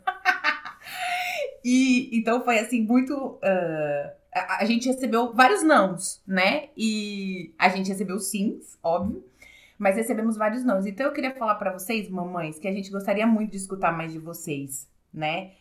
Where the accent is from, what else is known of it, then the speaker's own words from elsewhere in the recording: São Carlos, São Paulo, Brazil; somos de São Carlos